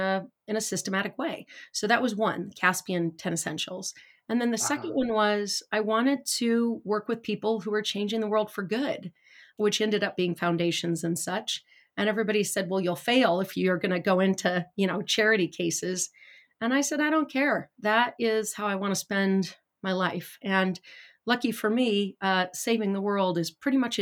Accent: Idaho Falls, Idaho, United States; also born or lived in Bay Area; now in California, United States; I grew up in Idaho Falls, Idaho with not a lot.

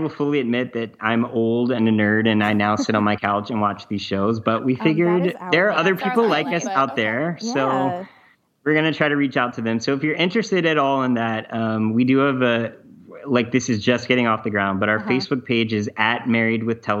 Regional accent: the South, United States; Andrea and I, my wife, we're both from the South, and we got engaged in Charleston, actually.

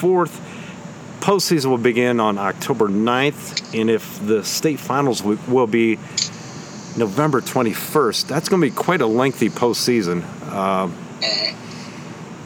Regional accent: Massillon, Ohio, United States; Massillon, my hometown

